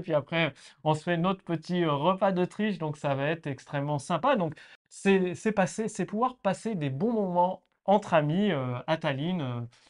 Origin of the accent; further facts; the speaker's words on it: Clermont-Ferrand, Auvergne-Rhône-Alpes, France; also born or lived in Nantes; now in Estonia; j'ai vécu à Nantes, je suis né à Clermont-Ferrand en Auvergne